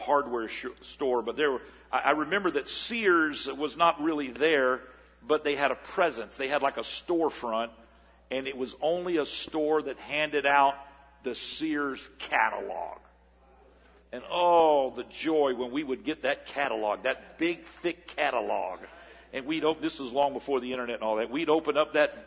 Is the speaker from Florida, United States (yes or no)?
yes; Port St. Joe, Florida, United States; moved away; I was raised in Port St. Joe, Florida. About 2,500 people up in the panhandle of Florida before my family moved here in 1971